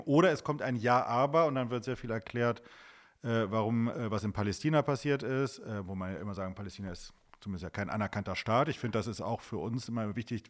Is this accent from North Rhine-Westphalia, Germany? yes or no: yes; Wuppertal, North Rhine-Westphalia, Germany; in meiner Heimatstadt Wuppertal gibt es ja auch eine, eine sehr aktive Gemeinde